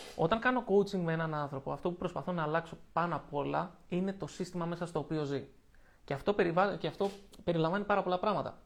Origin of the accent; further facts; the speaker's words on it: Lavrio, Attica, Greece; moved away as an adult; έφυγα από την πόλη μου. Από εκεί που ζούσα στο Λαύριο και είχα του φίλου μου εκεί, ζούσα με τη μητέρα μου